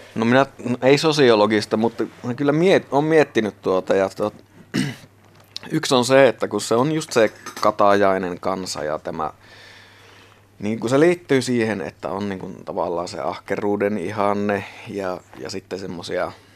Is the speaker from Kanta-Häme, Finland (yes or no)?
no; Sotkamo, Kainuu, Finland; also born or lived in Muhos; now in Suomussalmi, Finland; Sotkamostahan mä oon tosiaan lähtöisin